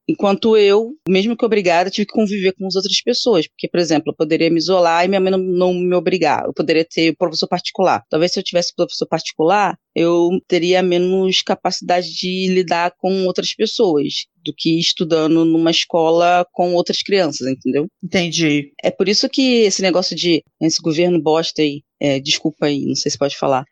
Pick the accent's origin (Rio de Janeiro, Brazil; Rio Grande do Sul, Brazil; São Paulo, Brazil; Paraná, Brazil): Rio de Janeiro, Brazil; sou do Rio, Rio de Janeiro